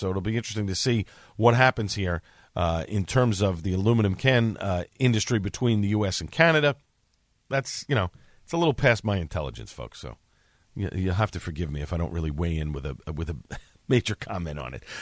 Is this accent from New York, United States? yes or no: yes; New York City, New York, United States; I'm from Staten Island. I say soda